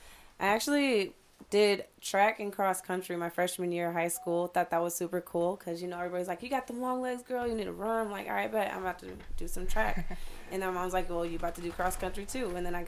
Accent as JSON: {"language": "English", "town": "Chicago", "region": "Illinois", "country": "United States", "tie": "born or raised there", "moved": "yes", "lives_now": "Cape Coral, United States", "said": "I'm from Chicago."}